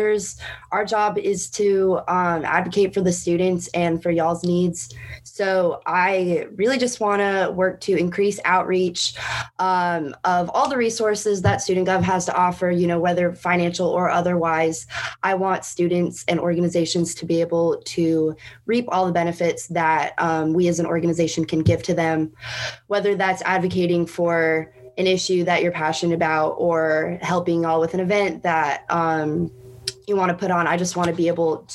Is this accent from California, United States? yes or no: no; Leesburg, Virginia, United States; I am originally from Leesburg, Virginia, which is outside of Washington, D.C.